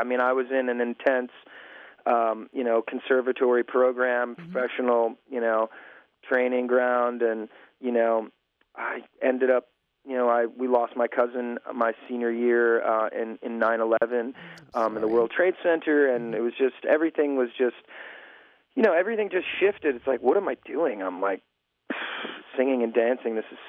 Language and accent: English; New York, United States; I was from New York.